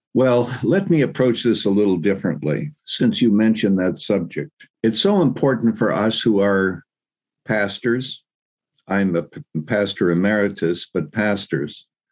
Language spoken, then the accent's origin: English; Canada; moved away as an adult; also born or lived in Chicago, United States; now in United States; actually born and raised in Canada